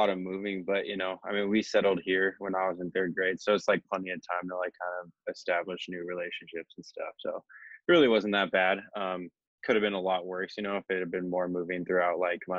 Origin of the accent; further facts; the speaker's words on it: Oregon, United States; also born or lived in Jacksonville, North Carolina; I lived in a military family, so we moved around a ton, but I've been in Oregon now since the third grade